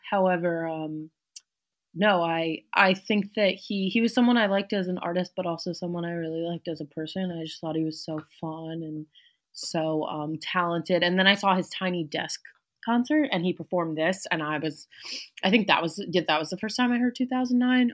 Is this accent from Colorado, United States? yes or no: no; New York City, New York, United States; I grew up in New York City. I'm back there now